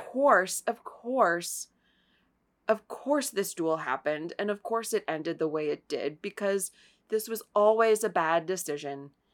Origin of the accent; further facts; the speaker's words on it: Ohio, United States; I am from Ohio